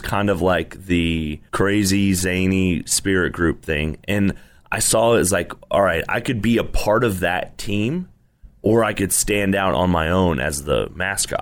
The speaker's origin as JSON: {"language": "English", "town": "Irving", "region": "Texas", "country": "United States", "tie": "born or raised there", "also_born_or_lived": "Abilene / Arlington", "said": "I grew up in Irving"}